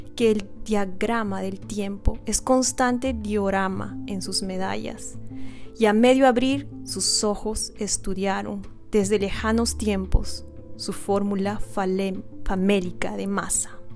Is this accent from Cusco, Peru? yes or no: yes; Cusco, Peru; now in United States; yo soy peruana, nací en Perú, originalmente de la ciudad de Cusco y actualmente vivo en el extranjero, vivo en Estados Unidos.